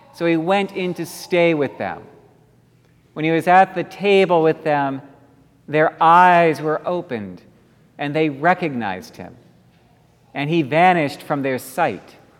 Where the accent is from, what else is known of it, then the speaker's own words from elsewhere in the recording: Dallas, Texas, United States; moved away; growing up in Dallas, every Sunday morning, all the children, as we gathered at the church